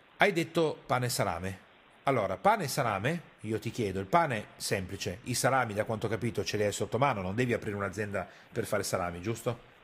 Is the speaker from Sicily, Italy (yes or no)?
no; Piedmont, Italy; io sono piemontese e arrivo da quella cultura lì